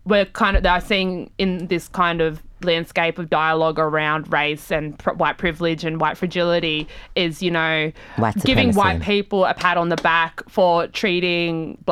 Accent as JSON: {"language": "English", "country": "Australia", "said": "You say the same thing to me when you ask where I'm from. And if I say Australia, you go, but where are you really from?"}